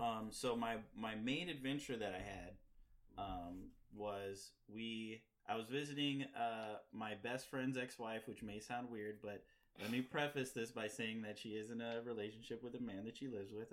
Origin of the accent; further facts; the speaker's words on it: Missouri, United States; now in Chicago, United States; I'm from Missouri